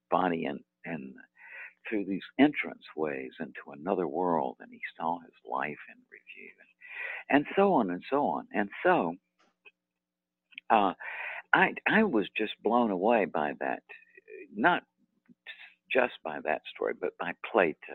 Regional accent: Deep South, United States; moved away as an adult; I was from the Deep South

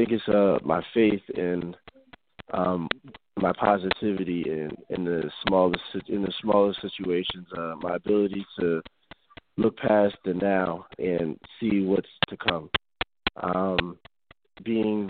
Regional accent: Neptune, New Jersey, United States; moved away as an adult; also born or lived in New Haven, Connecticut / Kutztown, Pennsylvania; Neptune, New Jersey, I would say is where I grew up

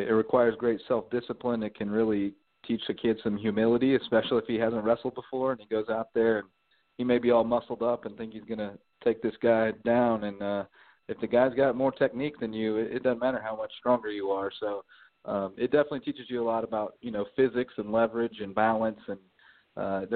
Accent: Kansas, United States; moved away as an adult; now in Bluffton, United States; I grew up in Kansas where we wrestled

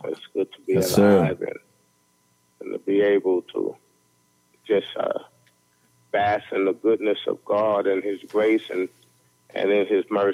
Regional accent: New York City, New York, United States; now in Alabama, United States; I grew up in Brownsville and Samuel J. Tilden Projects

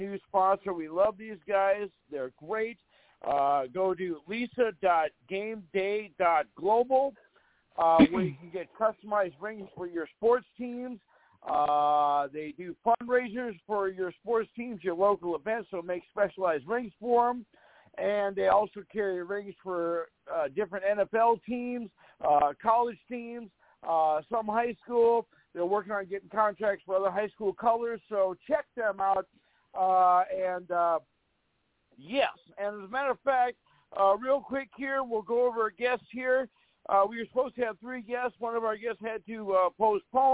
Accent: Fargo, North Dakota, United States; here in my hometown, when we have our high school reunions

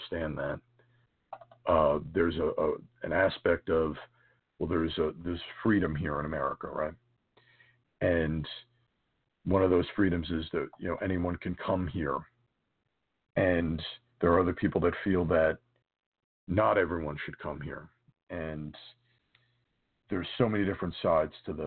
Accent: United States; As a American and as a Catholic

